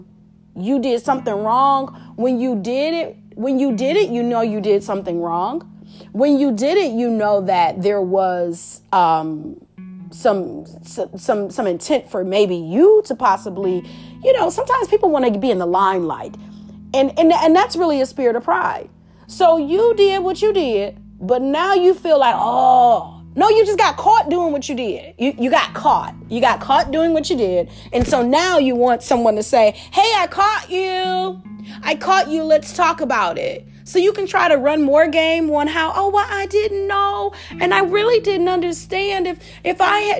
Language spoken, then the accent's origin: English; Detroit, Michigan, United States; I'm from Detroit, so 313